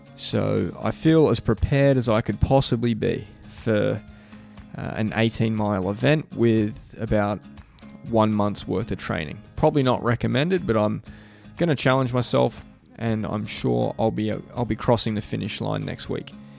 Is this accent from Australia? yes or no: yes; Australia; moved away; I'm from Australia. I, you know, didn't grow up in, like, the high school or college system here